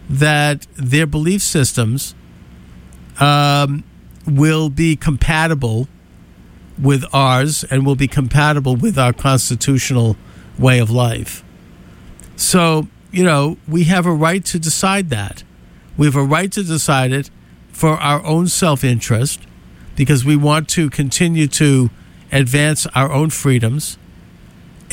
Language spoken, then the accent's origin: English; United States; as an American